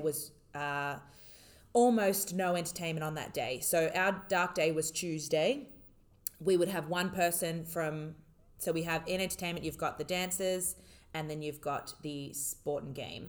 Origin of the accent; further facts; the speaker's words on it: Australia; now in United Arab Emirates; I was living and working in the UAE as an Australian